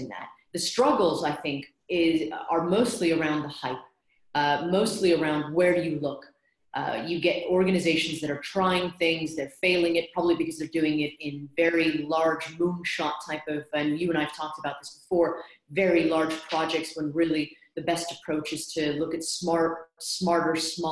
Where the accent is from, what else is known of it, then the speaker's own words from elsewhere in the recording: United States; accent: American; moved away as an adult; now in London, United Kingdom; by my accent, you can tell that I'm American, although I've lived here in London for 18 years now